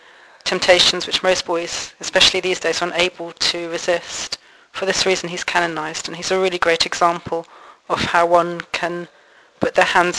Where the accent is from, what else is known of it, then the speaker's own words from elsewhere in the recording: Bedford, East of England, United Kingdom; moved away as an adult; now in Valladolid, Spain; I'm a seminarian in Valladolid for the Diocese of Northampton, and I'm from Bedford